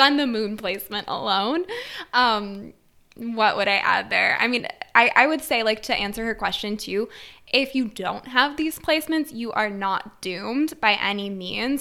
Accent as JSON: {"language": "English", "region": "Wisconsin", "country": "United States", "said": "I come from a small rural town in Wisconsin"}